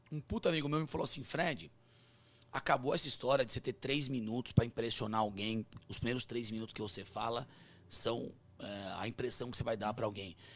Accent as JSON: {"language": "Portuguese", "town": "Sorocaba", "region": "São Paulo", "country": "Brazil", "said": "a gente é de Sorocaba."}